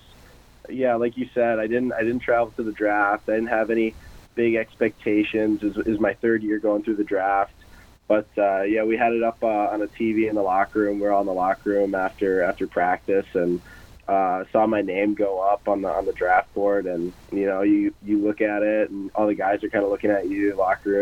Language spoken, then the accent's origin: English; Michigan, United States; now in Omaha, United States; I'm from Michigan, which is a bit of a hockey hotbed